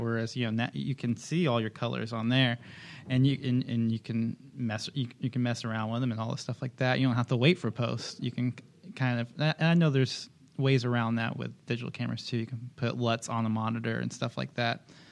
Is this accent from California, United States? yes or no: no; Kansas, United States; moved away; I'm originally from Kansas, so I'm still getting used to the beach